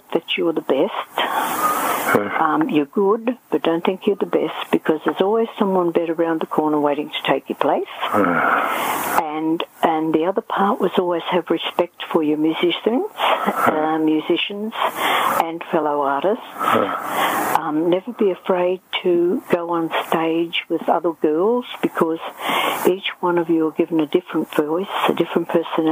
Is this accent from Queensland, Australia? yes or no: yes; Amberley Air Force Base, Queensland, Australia; also born or lived in Bundaberg, Queensland; it might have been about five or six I came to Amberley Air Force Base, and we lived just outside of there. My dad was a pilot in the Air Force, and then I sort of grew up in there